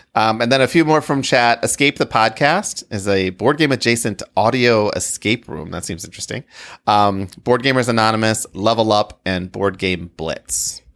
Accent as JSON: {"language": "English", "town": "Grand Rapids", "region": "Michigan", "country": "United States", "tie": "born or raised there", "said": "I grew up in Grand Rapids"}